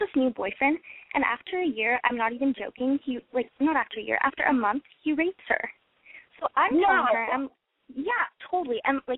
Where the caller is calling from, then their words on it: Canada; I'm in Canada.